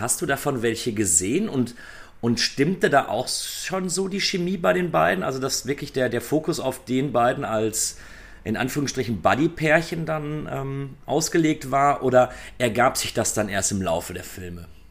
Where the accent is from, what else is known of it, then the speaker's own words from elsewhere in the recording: Germany; bei uns in Deutschland